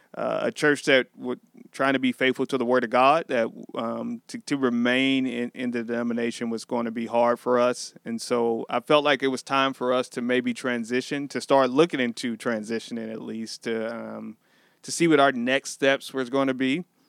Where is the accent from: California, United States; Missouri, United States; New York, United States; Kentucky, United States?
Missouri, United States; Sikeston; Born and raised in Sykeston, Missouri.